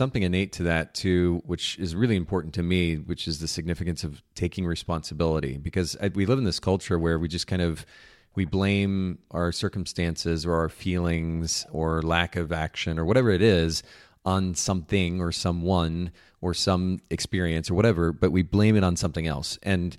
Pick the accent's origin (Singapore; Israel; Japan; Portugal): Japan; I grew up in Japan and we had these friends that would occasionally bring over fresh homemade bread.